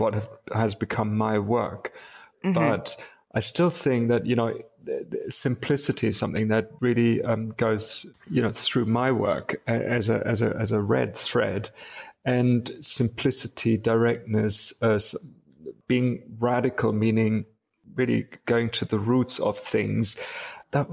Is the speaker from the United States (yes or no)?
no; Wuppertal, North Rhine-Westphalia, Germany; moved away; also born or lived in Munich, Germany / England; I was born in Munich, but raised mainly in a city called Wuppertal